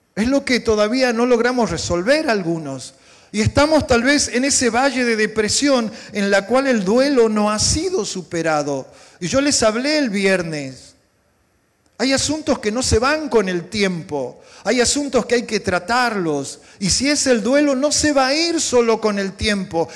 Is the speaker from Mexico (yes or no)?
no; Salta, Argentina; Yo soy del norte de la Argentina. ¿sí? hay una provincia muy bonita, se llama Salta